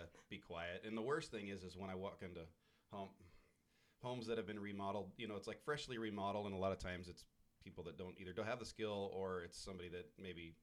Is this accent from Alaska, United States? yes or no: yes; Haines, Alaska, United States; I was born and raised in Southeast Alaska. I grew up in Haines.